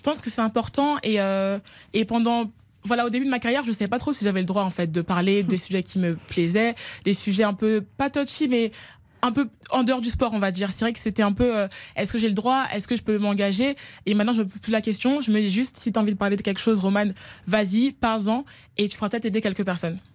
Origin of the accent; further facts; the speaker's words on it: France; je suis française